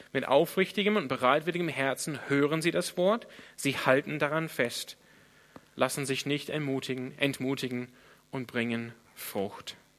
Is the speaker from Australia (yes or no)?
yes; Australia; now in Germany; wo ich herkomme. In Australien